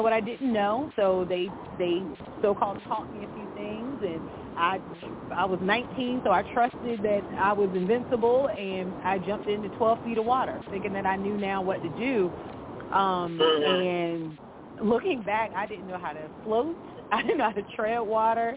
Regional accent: Virginia, United States; I grew up in Virginia on the coast

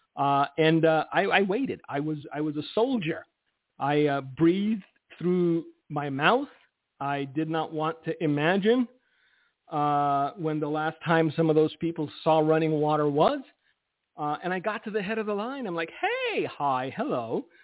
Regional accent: United States; I'm an American. Uh, my Romanian passport expired, and so I am technically all American right now.

